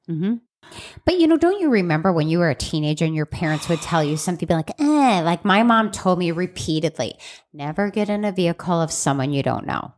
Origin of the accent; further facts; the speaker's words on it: Chicago, Illinois, United States; I grew up in Chicago